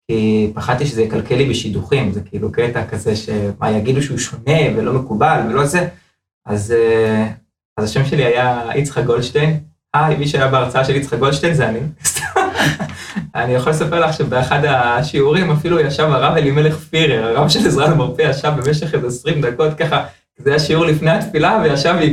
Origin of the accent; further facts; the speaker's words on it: Bnei Brak, Tel Aviv District, Israel; now in Modiin Illit, Israel; לא גדלתי, גדלתי בבני ברק, אבל אה, בוא נאמר הפערים לא כל כך גדולים, כן? אה, גדלתי בבית חרדי, ההורים שלי חזרו בתשובה בגיל ממש ממש צעיר